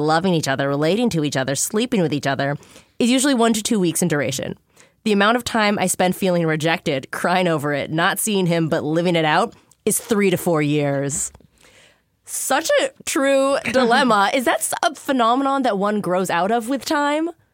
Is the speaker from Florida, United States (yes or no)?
no; Minneapolis, Minnesota, United States; I grew up in Minneapolis